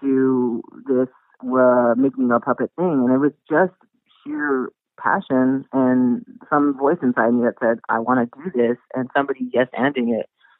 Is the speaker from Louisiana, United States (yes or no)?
no; Brownsville, Texas, United States; growing up in Brownsville, Texas, which is like the southernmost tip of Texas